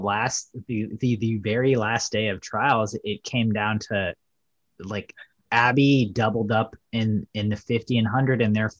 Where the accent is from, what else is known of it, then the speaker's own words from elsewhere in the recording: United States; And I think in the USA, we like kind of take it for granted, right?